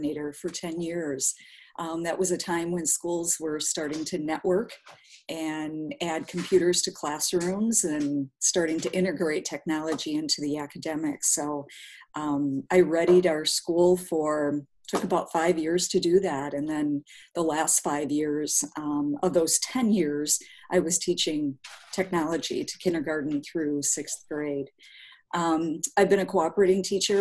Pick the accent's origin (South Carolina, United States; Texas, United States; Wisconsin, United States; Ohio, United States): Wisconsin, United States; southern; also born or lived in Winona, Minnesota; now in Milwaukee, United States; I grew up on a small farm in the middle of southern Wisconsin